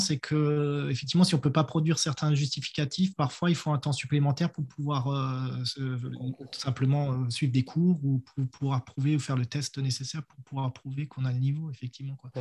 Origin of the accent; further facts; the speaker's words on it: Strasbourg, Grand Est, France; moved away as an adult; now in New Zealand; je viens de Strasbourg